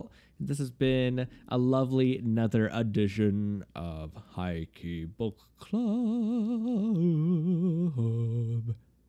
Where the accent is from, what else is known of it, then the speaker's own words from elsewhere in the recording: Houston, Texas, United States; I'm from Houston